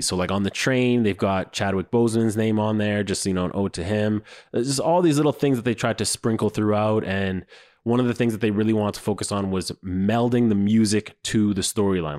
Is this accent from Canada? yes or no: yes; Canada; I was raised in Canada.